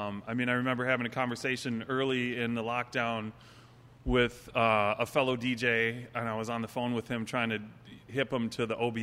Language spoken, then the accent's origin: English; Minneapolis, Minnesota, United States; I grew up in Uptown, 33rd and Girard